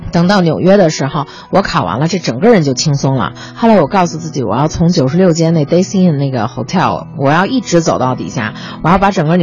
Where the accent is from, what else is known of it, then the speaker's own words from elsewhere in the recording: Beijing, China; 然后他们就说问，哎，你是从哪儿来呀？我说从北京过来